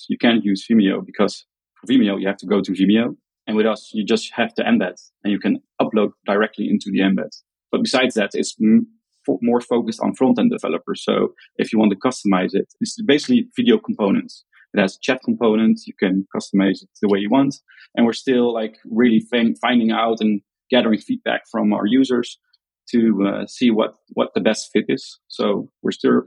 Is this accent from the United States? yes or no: no; Netherlands; accent: Dutch; English is a second language; I'm from the Netherlands.